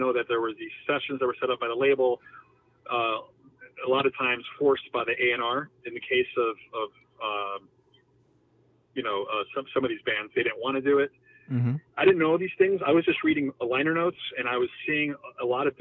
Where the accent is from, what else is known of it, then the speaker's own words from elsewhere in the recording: New York City, New York, United States; I grew up in Jackson Heights, Elmhurst